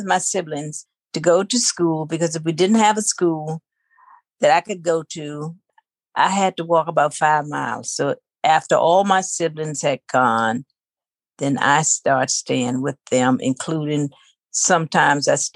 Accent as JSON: {"language": "English", "country": "United States", "tie": "born or raised there", "said": "I grew up on Mobley Creek."}